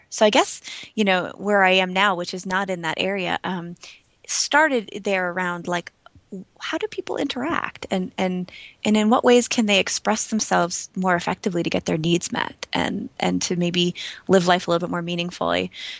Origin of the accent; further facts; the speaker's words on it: East Coast, United States; Yeah, well, so I grew up on the East Coast, and I was always sort of in a family that was interested in exploration and sort of personal growth.